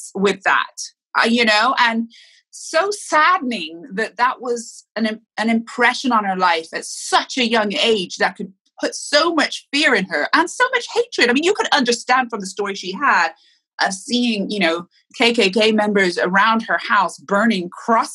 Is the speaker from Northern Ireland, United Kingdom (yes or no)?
no; Bath, South West England, United Kingdom; moved away; also born or lived in Miami; I grew up mostly in Bath, England, but I did come to Miami for 3 years of my childhood.